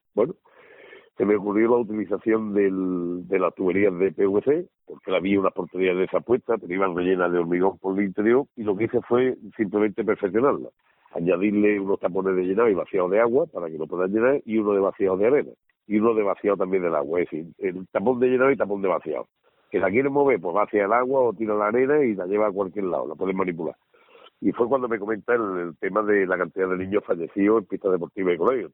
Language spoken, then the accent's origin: Spanish; Málaga, Andalusia, Spain; soy malagueño, nacimiento malagueño